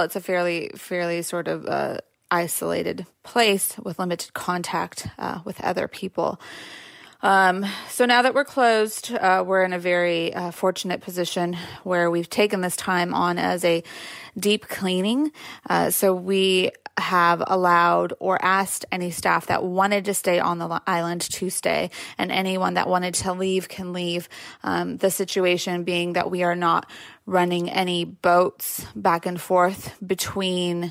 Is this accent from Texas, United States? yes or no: no; California, United States; moved away; my home state, California